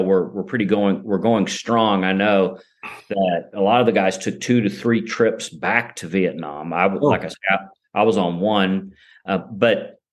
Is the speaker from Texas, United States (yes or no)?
yes; Midland, Texas, United States; also born or lived in Kentucky; my hometown of Midland, Texas